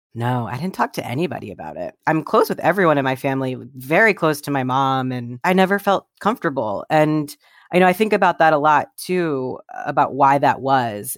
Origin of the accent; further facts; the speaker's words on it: Columbus, Ohio, United States; I grew up in Columbus, Ohio